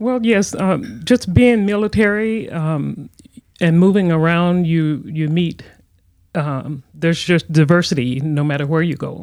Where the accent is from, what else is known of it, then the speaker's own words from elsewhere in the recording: Louisiana, United States; also born or lived in Texas; I was born in Texas, raised in Louisiana